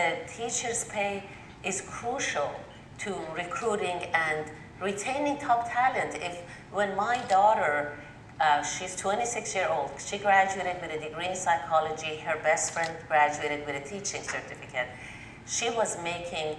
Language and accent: English; Tehran, Tehran Province, Iran; now in North Carolina, United States; I grew up in Tehran, Iran